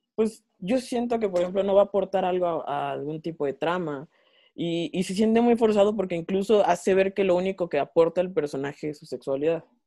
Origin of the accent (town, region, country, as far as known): Mexico